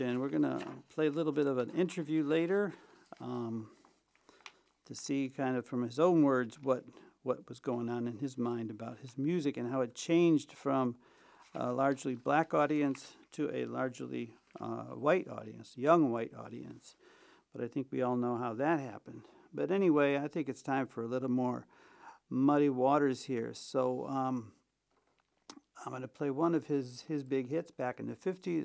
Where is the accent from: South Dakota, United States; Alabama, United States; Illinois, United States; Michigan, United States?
Illinois, United States; Chicago; now in Vienna, Austria; my hometown, sweet home Chicago